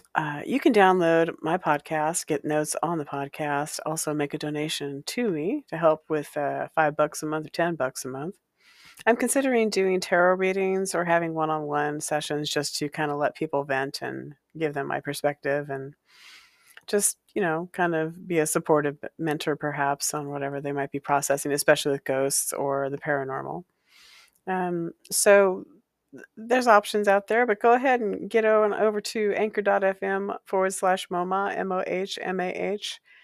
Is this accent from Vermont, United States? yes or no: no; Walla Walla, Washington, United States; while I was growing up in Walla Walla, Washington